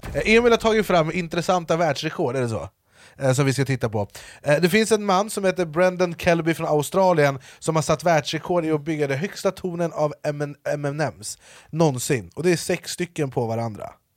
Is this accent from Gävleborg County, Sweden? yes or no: no; Jordbro, Stockholm County, Sweden; jag är uppvuxen i Jordbro